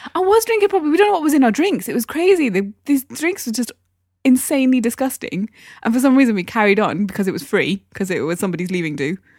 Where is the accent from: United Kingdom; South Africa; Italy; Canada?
United Kingdom; Newcastle upon Tyne, North East England; accent: Geordie; moved away; I'm from Newcastle